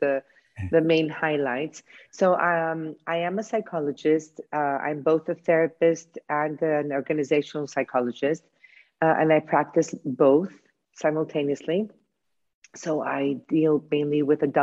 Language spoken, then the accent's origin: English; Chicago, Illinois, United States; also born or lived in New York; now in Greece; I was born in Chicago by Greek parents. And I have been living in Greece for the past 26 years